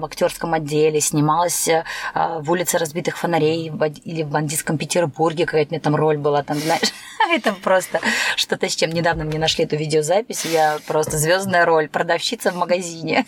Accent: Türkmenabat, Lebap Region, Turkmenistan; now in Saint Petersburg, Russia; Я родилась в Средней Азии, Республика Туркменистан

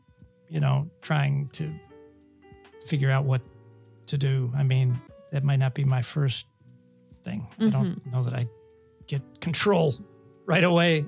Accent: Ohio, United States; moved away; my home state, Ohio

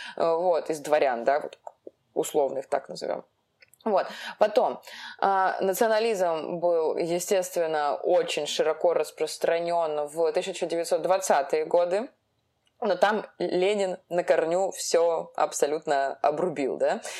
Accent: Russia; Мы, как бы, родились в России, у нас это гражданство. Мы россияне, но мы не все русские. Ну, то есть вот я русская

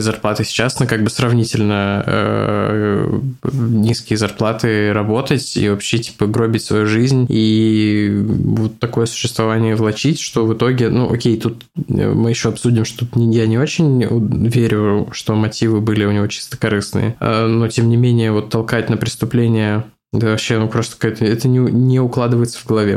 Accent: Saint Petersburg, Russia; Я родился и вырос в Озерках

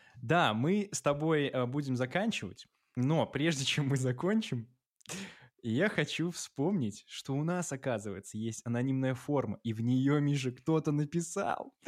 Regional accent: Belarus; Мы белорусы

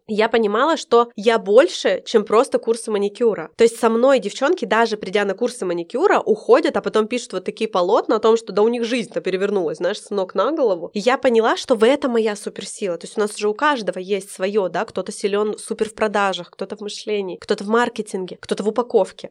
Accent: Nizhny Tagil, Sverdlovsk Oblast, Russia; moved away as an adult; Я родилась в Нижнем Тагиле, это рядом с Екатеринбургом, недалеко, у меня там живут все родственники, родители.

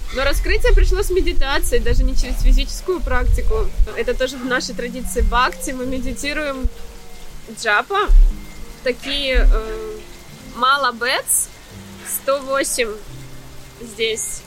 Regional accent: Mariupol, Donetsk Oblast, Ukraine; moved away as an adult; also born or lived in Athens, Greece / Dubai, UAE; now in Cyprus; Я из Украины, из э, Мариуполя. Гречанка по происхождению.

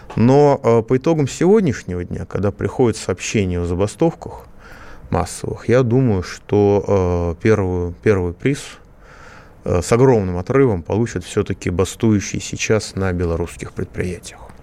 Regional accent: Moscow, Russia; Я тоже москвич

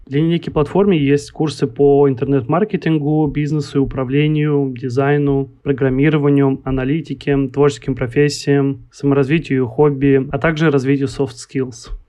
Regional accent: Kaliningrad, Kaliningrad Oblast, Russia; я из Калининграда, и э, у нас, э, не скажу, что прям какая-то большая там местная инди-сцена

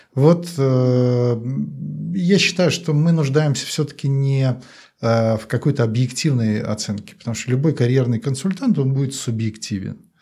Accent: Belarus; я как все белорусы

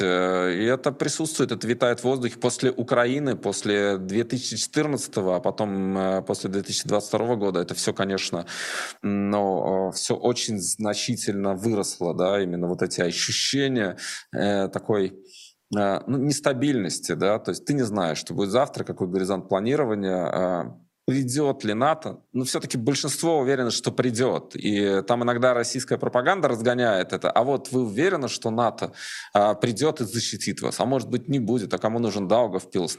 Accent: Latvia; first language Russian; я человек, для которого русский язык родной, я гражданин Латвии

